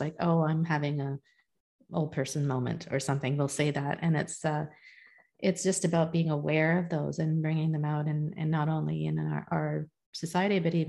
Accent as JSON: {"language": "English", "country": "India", "said": "I'm a Hindu, I'm Indian"}